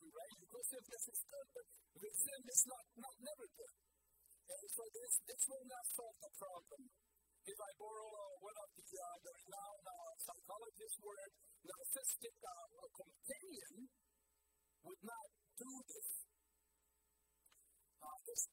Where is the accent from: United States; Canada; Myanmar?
Myanmar; moved away; growing up in Burma. Yes, I grew up in a place where 100% were Christian